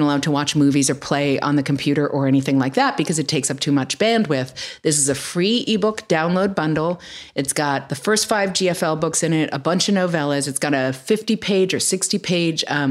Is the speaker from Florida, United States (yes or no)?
no; New York City, New York, United States; born or raised there; now in California, United States